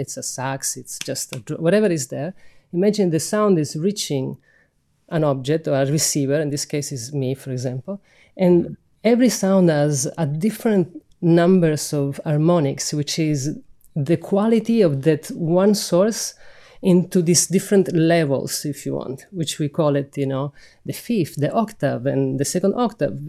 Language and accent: English; Sicily, Italy; I'm from Sicily